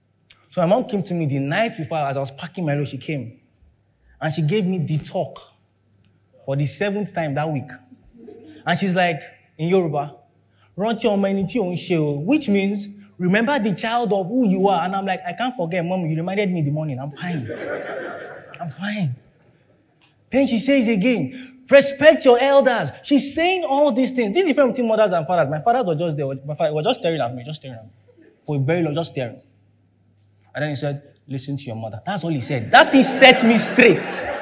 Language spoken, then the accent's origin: English; London, United Kingdom; because I grew up in London, that's why I experienced this.